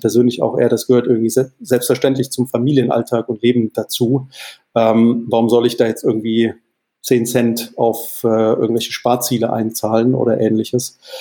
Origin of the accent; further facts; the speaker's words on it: Mannheim, Baden-Württemberg, Germany; moved away; also born or lived in Wales; in der exakten Mitte zwischen Heidelberg und Mannheim aufgewachsen, Heidelberg zur Schule gegangen